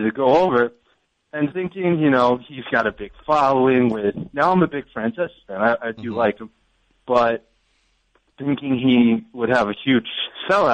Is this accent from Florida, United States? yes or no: no; Long Island, New York, United States; I'm from Long Island